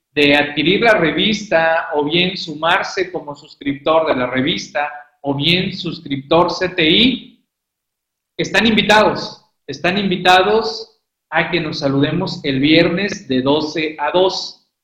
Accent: Mexico; nosotros como mexicanos

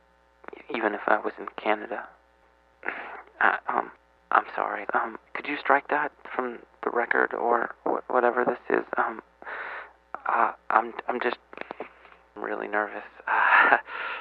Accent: United States; I'm from the United States.

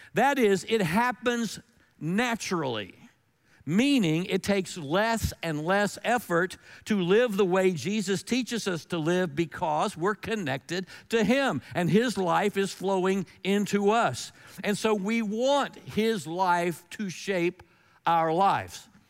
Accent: North Carolina, United States; I'm from North Carolina

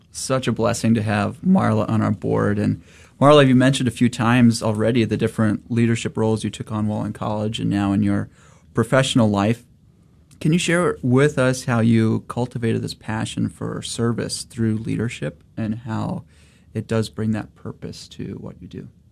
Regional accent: St. Louis, Missouri, United States; moved away as an adult; now in Dallas, United States; born and raised in St. Louis, but came down here

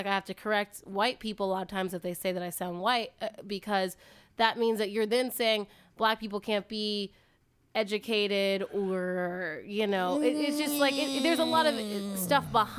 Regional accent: the South, United States; accent: Southern; I used to have a Southern accent. I just lost it.

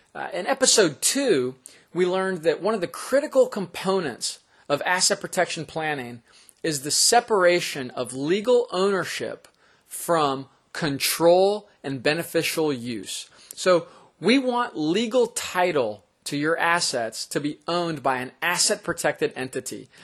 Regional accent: Florida, United States; the state of Florida, which is my home state

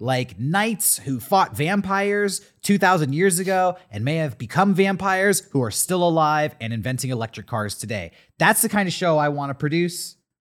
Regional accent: San Diego, California, United States; I'm from San Diego

